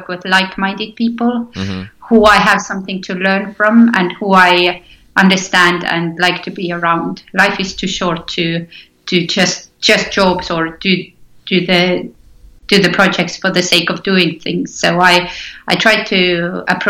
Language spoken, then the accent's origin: English; Tallinn, Estonia; first language Estonian; English is a second language; moved away as an adult; now in Scotland; my home country is Estonia. Mm-hmm. I lived there up until I moved to Scotland. So my first language is still Estonian.